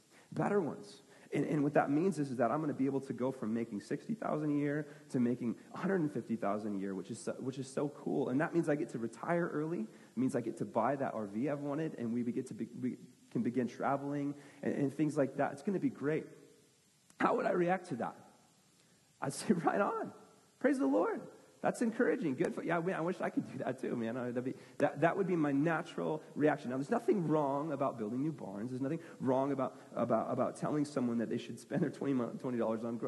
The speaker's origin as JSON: {"language": "English", "country": "United States", "said": "I'm an American"}